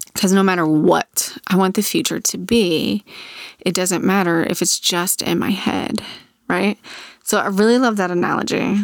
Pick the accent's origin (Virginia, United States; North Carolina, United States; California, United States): Virginia, United States; Virginia Beach; 'Cause I grew up in Virginia Beach. I grew up on the ocean.